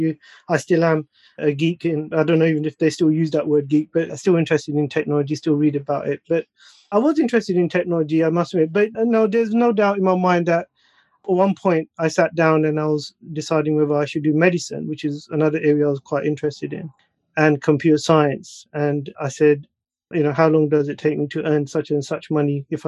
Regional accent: London, United Kingdom; also born or lived in United States; I was born and raised in East London, son of second generation Pakistani immigrants.

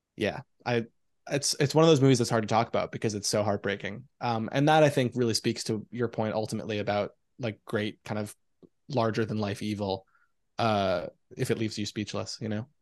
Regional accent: New York City, New York, United States; I grew up in Forest Hills, Queens

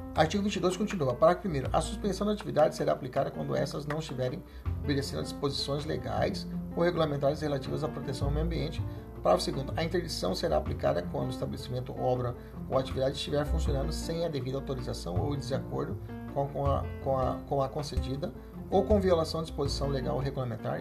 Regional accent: Cuiabá, Mato Grosso, Brazil; aqui na capital Cuiabá, é, onde, no bairro onde eu cresci, que chama Morada da Serra

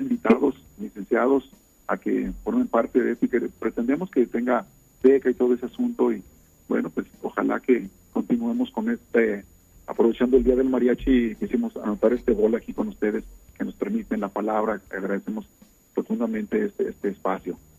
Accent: Mexico

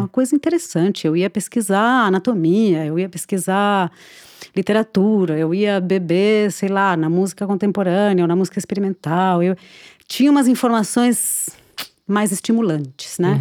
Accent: Buenos Aires, Argentina; Portuguese is a second language; moved away as an adult; now in Brazil; eu nasci na Argentina, é, em Buenos Aires é, e me criei lá até os 20 anos

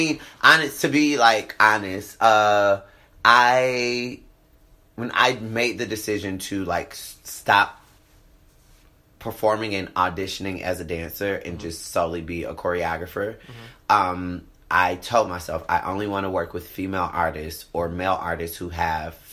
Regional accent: Atlanta, Georgia, United States; I'm from Atlanta. I live in Atlanta.

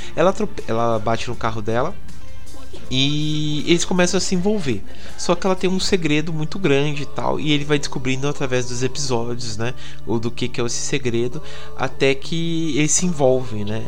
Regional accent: interior of São Paulo, Brazil; Eu sou daqui do interior, né, de São Paulo

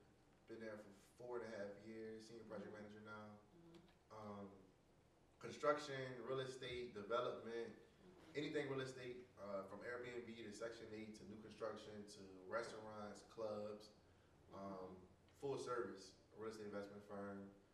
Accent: New Orleans, Louisiana, United States; moved away as an adult; now in Atlanta, United States; I'm from New Orleans. Originally moved to Atlanta in 2014 to Tim Morehouse. Lived there before that for Katrina for a little bit

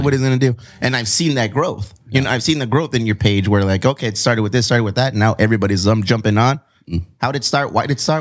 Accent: Chula Vista, California, United States; I'm from the South Bay. I'm from Chula Vista.

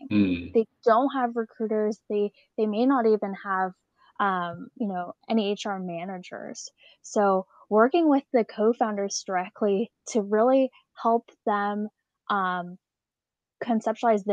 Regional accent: Alameda, California, United States; I grew up in Alameda, a small island right outside of San Francisco

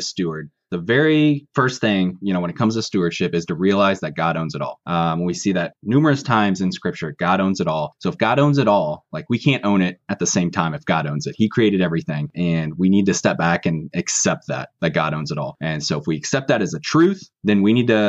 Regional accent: Kansas City, United States; now in Northwest Missouri, United States; I grew up in the kind of suburbs of Kansas City

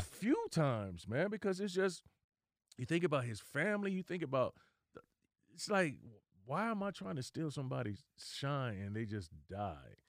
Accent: Dayton, Ohio, United States; moved away; I'm originally from Dayton, Ohio. I was home visiting my family

